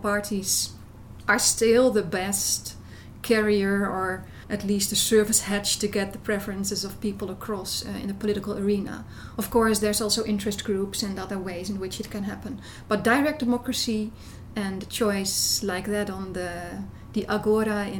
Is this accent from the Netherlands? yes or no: yes; Netherlands; I'm from the Netherlands.